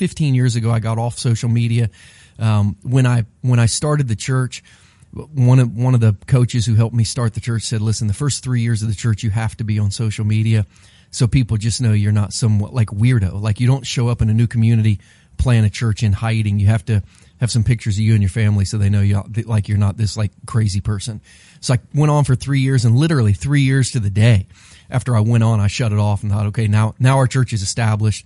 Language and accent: English; Bainbridge, Ohio, United States; when I was a kindergartner in Bainbridge, Ohio, I used to walk back and forth to the little elementary school that I went